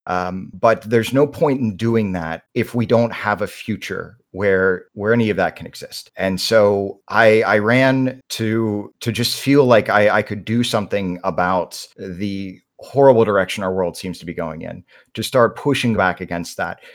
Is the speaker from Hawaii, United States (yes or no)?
no; North Carolina, United States; I was born and raised in North Carolina